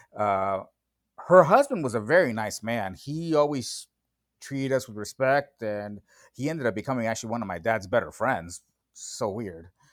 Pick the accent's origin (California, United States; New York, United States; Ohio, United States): California, United States; Los Angeles; also born or lived in Tijuana, Mexico; I was born in Tijuana. Uh, I came over to the United States when I was, I believe, three years old, so in nineteen seventy-seven, and, you know, from there, I, I, I pretty much grew up in the West San Fernando Valley